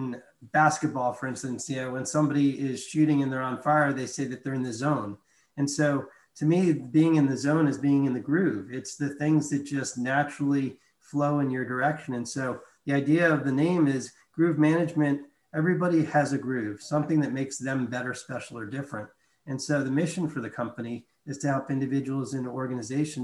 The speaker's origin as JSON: {"language": "English", "town": "New York City", "region": "New York", "country": "United States", "tie": "born or raised there", "moved": "as an adult", "lives_now": "Charlotte, United States", "said": "I grew up in New York City"}